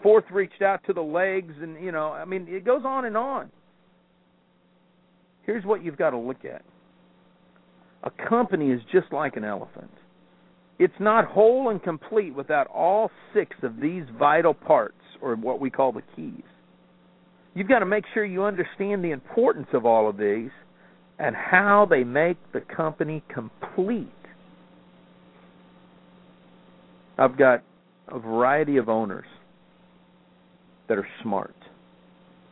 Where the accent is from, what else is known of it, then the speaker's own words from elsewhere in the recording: Destin, Florida, United States; my hometown of Destin, Florida.